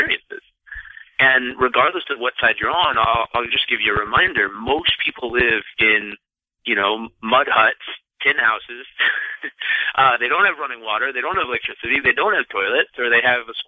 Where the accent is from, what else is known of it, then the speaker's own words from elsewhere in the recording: San Diego, California, United States; also born or lived in Santa Monica, California; I grew up in San Diego, California, born in Santa Monica, grew up in San Diego